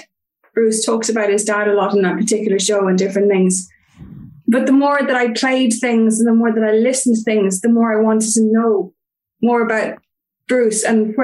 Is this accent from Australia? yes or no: no; Cork, Munster, Ireland; now in Dublin, Ireland; I grew up in Cork originally, which is in the south of Ireland, but I'm currently living in Dublin.